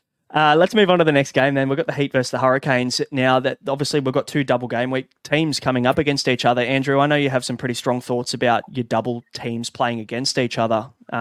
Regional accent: Sydney, New South Wales, Australia; I'm from Sydney

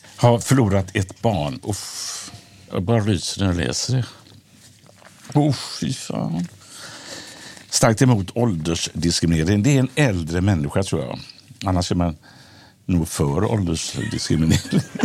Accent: Gothenburg, Västra Götaland, Sweden; När jag växte upp i Biskopsgården

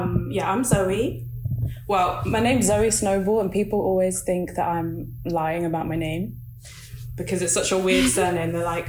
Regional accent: Nigeria; But with the waist beads, I'm Nigerian, and I haven't like always worn them

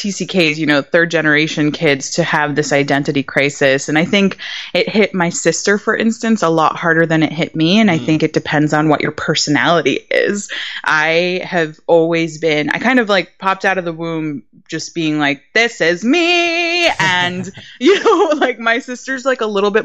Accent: Miami, Florida, United States; also born or lived in Bogota, Colombia; now in Atlanta, United States; I grew up in Miami, so I grew up very, very entrenched in my Latin culture.

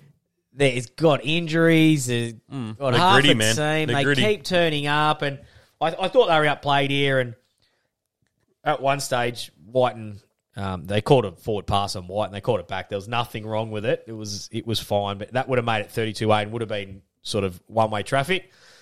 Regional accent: Queensland, Australia; As a Queenslander

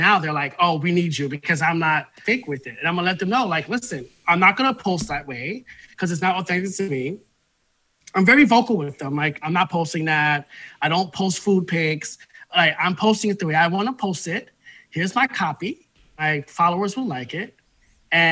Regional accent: New York City, New York, United States; I'm a Bronx dude. Like, I'm from the Bronx

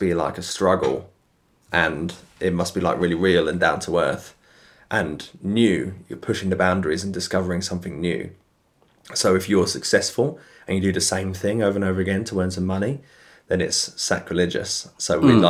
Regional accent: United Kingdom; I'm obviously being British

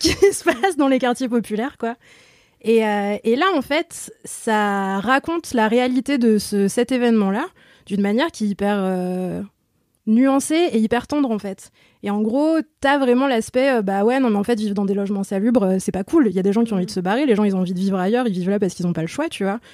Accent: Lyon, Auvergne-Rhône-Alpes, France; accent: Lyonnais; je suis lyonnaise, je peux pas le cacher.

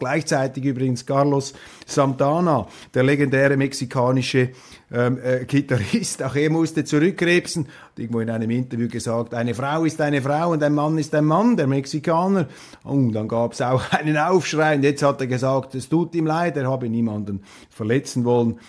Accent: Switzerland; als Schweizer

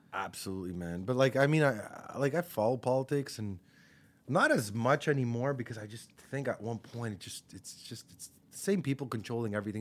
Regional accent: Montreal, Quebec, Canada; I grew up in Park X.

